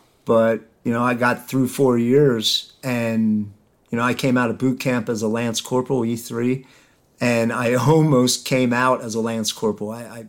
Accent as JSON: {"language": "English", "town": "Ephrata", "region": "Pennsylvania", "country": "United States", "tie": "born or raised there", "said": "I grew up in Ephrata."}